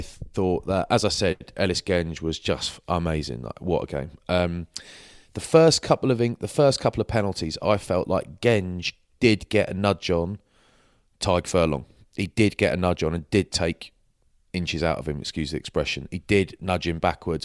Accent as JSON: {"language": "English", "region": "England", "country": "United Kingdom", "said": "I'm English"}